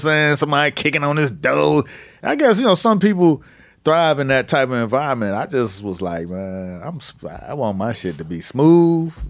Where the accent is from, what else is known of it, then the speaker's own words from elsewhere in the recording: Miami, Florida, United States; I'm from Miami